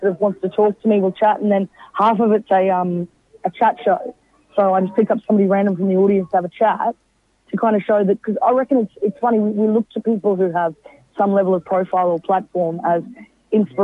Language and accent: English; Brisbane, Queensland, Australia; I'm from Brisbane